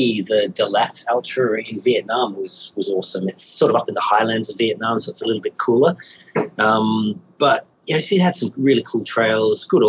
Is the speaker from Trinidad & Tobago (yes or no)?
no; Australia; as an Australian